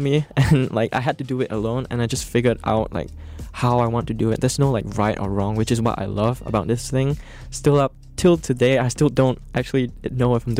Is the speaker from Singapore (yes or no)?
yes; Singapore; moved away as an adult; also born or lived in Boston; I am Singaporean